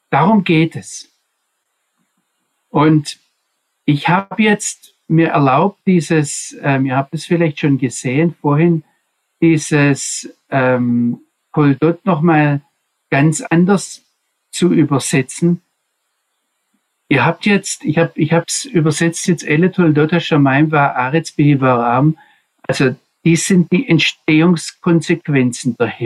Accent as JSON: {"language": "German", "region": "Swabia", "country": "Germany", "accent": "Swabian", "said": "Also mein schwäbischer Akzent kommt von daher, wo ich aufgewachsen bin."}